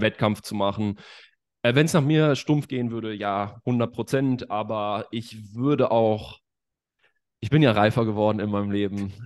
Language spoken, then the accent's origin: German; Bad Oeynhausen, North Rhine-Westphalia, Germany; now in Leipzig, Germany; ich bin aus Bad Oeynhausen.